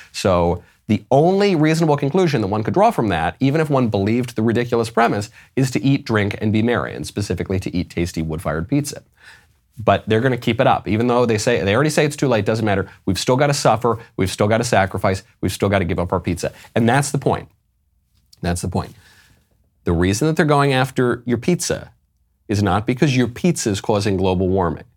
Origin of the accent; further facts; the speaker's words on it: New York City, New York, United States; as a New Yorker by birth